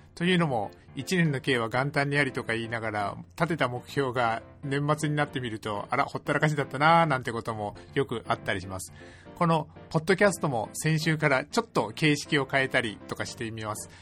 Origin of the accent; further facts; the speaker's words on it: Kitakyushu, Fukuoka, Japan; そんな北九州市出身なので